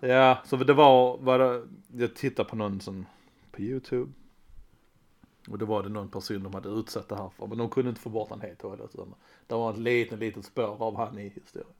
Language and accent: Swedish; Skåne, Sweden; vi är basically danskar. Skåne så